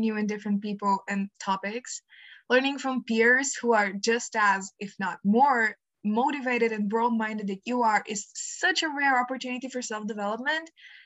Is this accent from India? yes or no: no; Bulgaria; I am from Bulgaria.